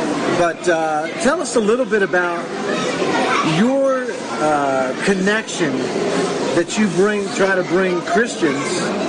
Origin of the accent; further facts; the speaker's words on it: United States; also born or lived in Romania; now in Israel; I'm an American.